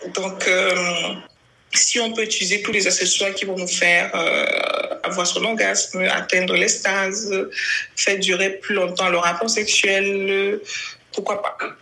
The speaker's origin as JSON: {"language": "French", "country": "Cameroon", "said": "nous sommes Camerounais"}